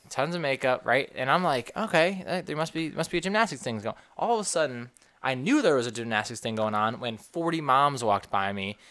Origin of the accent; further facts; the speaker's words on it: New York, United States; moved away; I'm from the Northeast, from New York